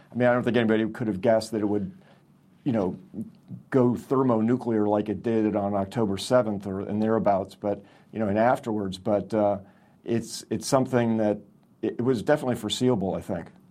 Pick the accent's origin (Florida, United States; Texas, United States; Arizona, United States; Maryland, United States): Florida, United States; Miami; I grew up in Miami, Florida